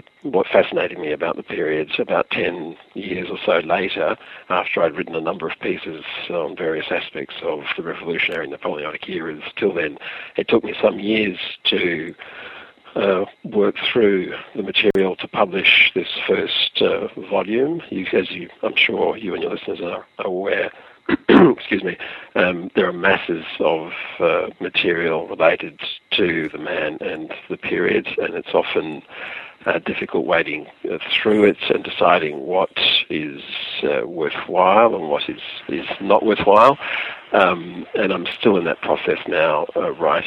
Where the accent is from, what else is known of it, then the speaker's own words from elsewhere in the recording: Perth, Western Australia, Australia; moved away as an adult; also born or lived in Paris, France; I am an Australian born in Perth, Australia, which is on the west coast. Spent the first 20-odd years of my life